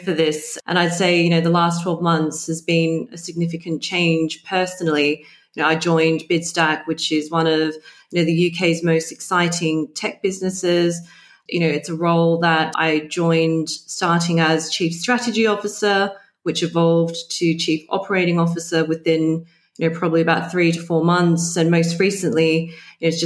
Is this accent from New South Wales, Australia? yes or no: yes; Sydney, New South Wales, Australia; moved away as an adult; now in London, United Kingdom; I was born and bred in Sydney